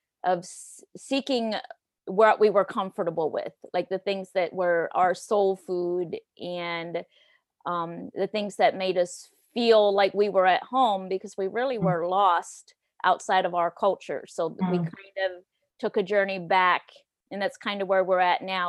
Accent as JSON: {"language": "English", "area": "Lancaster County", "region": "Pennsylvania", "country": "United States", "tie": "born or raised there", "said": "I grew up in Lancaster County, Pennsylvania, on the banks of the Conestoga River."}